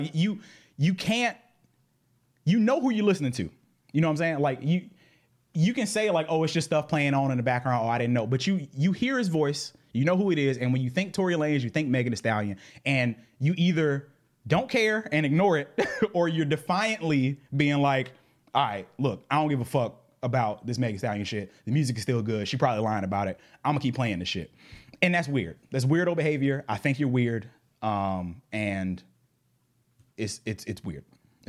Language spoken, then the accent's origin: English; the South, United States; maybe because I grew up in the South and he grew up in the South.